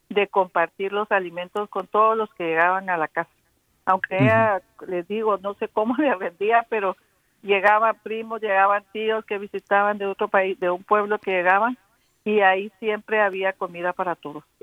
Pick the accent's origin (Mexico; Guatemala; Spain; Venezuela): Guatemala; Aquí saludándolos desde New Jersey. Soy de Guatemala.